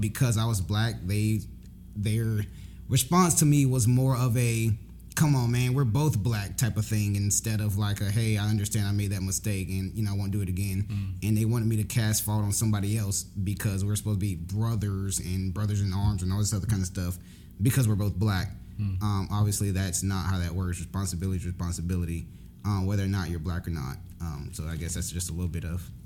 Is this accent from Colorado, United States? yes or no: no; Jacksonville, Florida, United States; I was born in Jacksonville, Florida. Um, actually, exactly where our church is at.